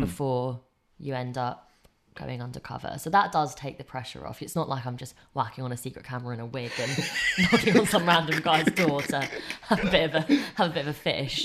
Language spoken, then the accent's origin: English; England, United Kingdom; I grew up in England.